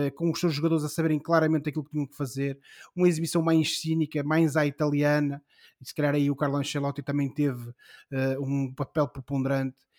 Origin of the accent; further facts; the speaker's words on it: Ribeira do Neiva, Norte, Portugal; na minha terra. O clube eh, de onde eu sou eh, originário, o Grupo Esportivo Recreativo da Ribeira de Neiva